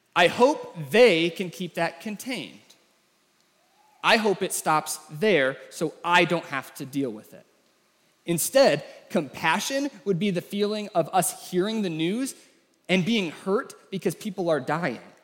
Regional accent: United States; the way that we talk as Americans

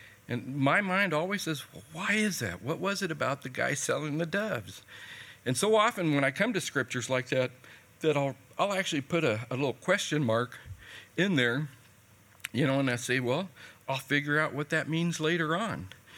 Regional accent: California, United States; moved away; also born or lived in Missouri; About 3 years ago, I moved here from Missouri. I did 20 years in Missouri. I originally come from California, and I had to learn the language there.

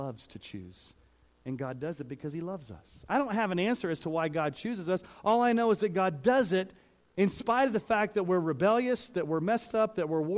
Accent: Texas, United States; accent: Southern; now in Colorado, United States; I grew up saying y'all because I grew up in Texas

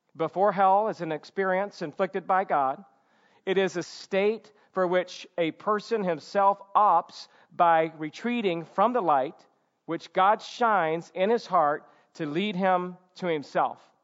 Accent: Georgia, United States; now in California, United States; when I was a kid growing up in Georgia

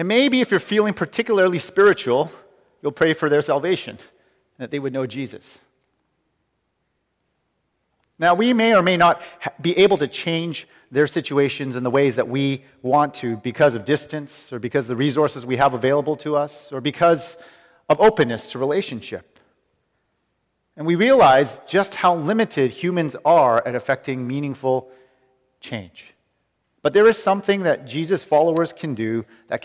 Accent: Vancouver, British Columbia, Canada; moved away; the people I grew up with in Vancouver

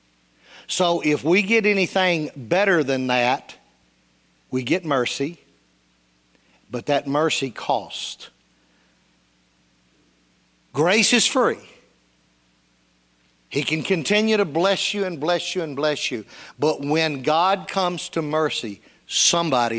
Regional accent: Union City, Tennessee, United States; I was raised in Union City, Tennessee.

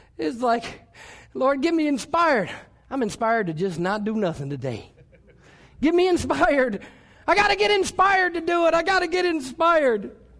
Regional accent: United States; I was born in America

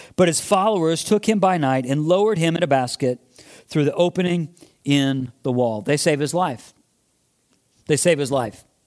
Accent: Midwest, United States; moved away; I grew up in the Midwest

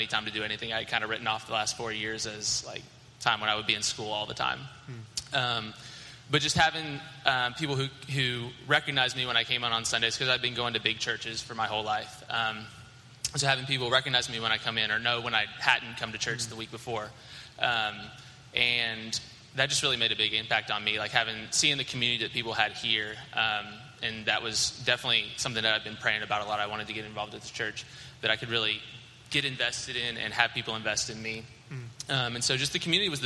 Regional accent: Nashville, Tennessee, United States; moved away as an adult; also born or lived in Jackson; now in Memphis, United States; I'm from Nashville originally, and then went to school in Jackson, and then came to Memphis for med school

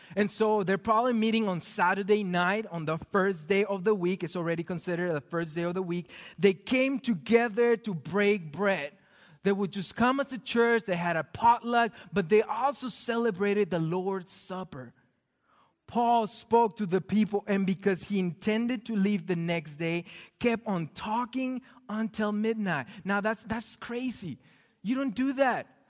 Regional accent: Mexico; moved away; Growing up in Mexico as a pastor's kid, I was required to go to most of the church services

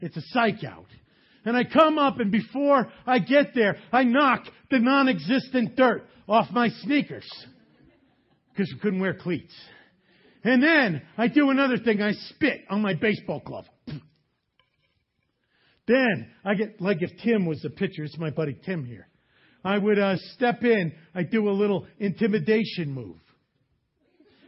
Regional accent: New York, United States; I grew up in New York.

